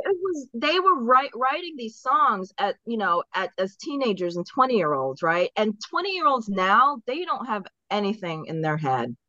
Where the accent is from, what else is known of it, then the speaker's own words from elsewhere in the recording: Baltimore, Maryland, United States; also born or lived in England; after my parents moved to Eng from England, we moved to Maryland. So I'm from Baltimore